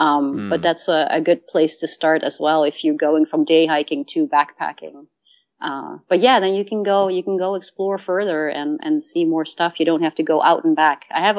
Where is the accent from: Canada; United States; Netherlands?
Netherlands; you know, I lived I grew up in Holland and we did day hikes